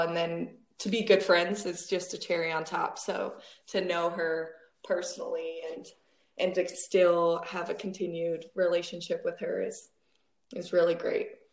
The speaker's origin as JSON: {"language": "English", "town": "Wheat Ridge", "region": "Colorado", "country": "United States", "tie": "born or raised there", "said": "I grew up in Wheat Ridge, Colorado"}